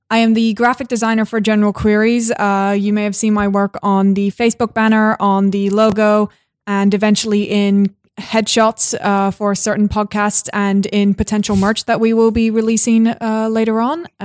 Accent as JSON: {"language": "English", "country": "Ireland", "said": "I am very Irish in the fact that I drink only tea. Uh, and I'm also very un Irish in the fact that I have never touched alcohol in my life."}